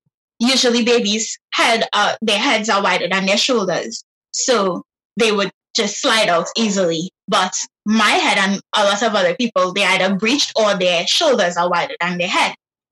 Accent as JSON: {"language": "English", "region": "Trinidad", "country": "Trinidad & Tobago", "tie": "born or raised there", "said": "I'm from Trinidad and Tobago, Trinidad specifically."}